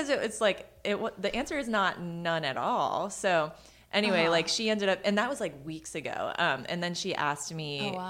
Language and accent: English; Maryland, United States; I'm from Maryland